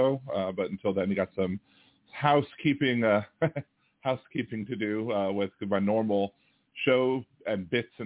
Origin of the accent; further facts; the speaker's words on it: Maryland, United States; moved away; I'm from Maryland originally